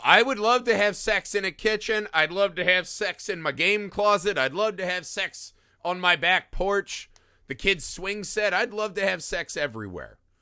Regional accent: Midwest, United States; As a Midwesterner

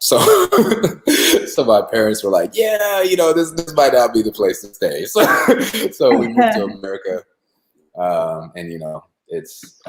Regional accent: Zimbabwe; Me personally, I'm from Zimbabwe, which is

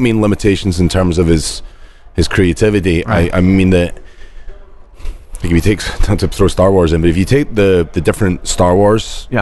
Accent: Scotland, United Kingdom; we're Scottish

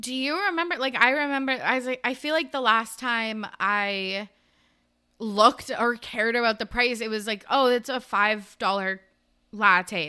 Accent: Canada; we're Canadian

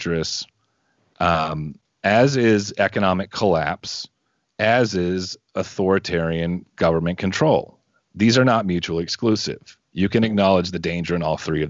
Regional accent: Southeast Texas, United States; I'm from Southeast Texas

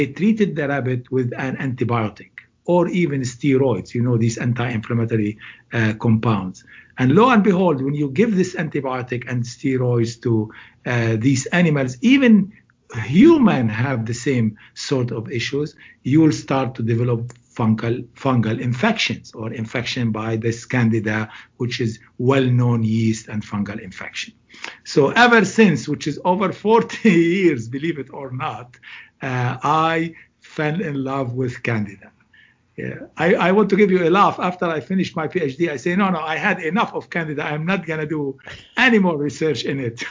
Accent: Beirut, Beirut Governorate, Lebanon; moved away as an adult; also born or lived in England; now in Cleveland, United States; I am originally from Lebanon, Beirut, the capital of Lebanon, and I am currently at Case Western Reserve University

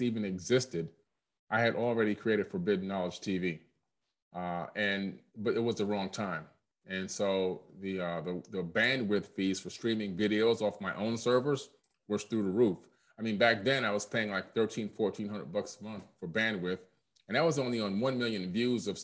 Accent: Opa-locka, Florida, United States; also born or lived in Queens, New York; I was born in Queens, New York, but moved to Florida at a very early age, moved down in 1977 to Miami. And we lived in Opa-locka

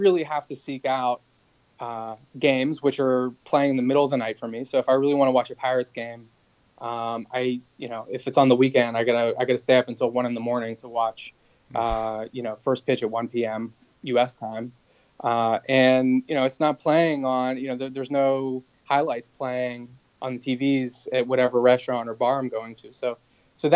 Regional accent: United States; moved away as an adult; also born or lived in China; I was an American

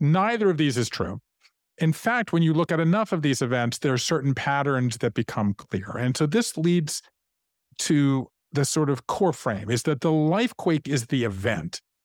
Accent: Savannah, Georgia, United States; moved away as an adult; also born or lived in Japan; I grew up in Savannah, Georgia.

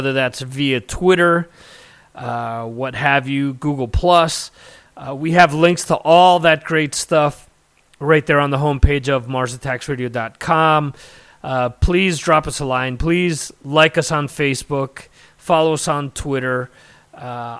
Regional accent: New Jersey, United States; Growing up in North Jersey, we had WSOU

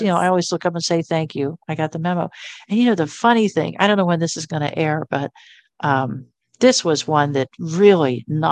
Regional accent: Virginia Beach, Virginia, United States; I grew up in the Virginia Beach area.

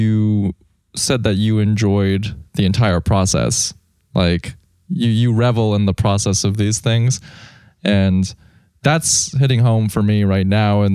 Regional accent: Texas, United States; growing up in Texas

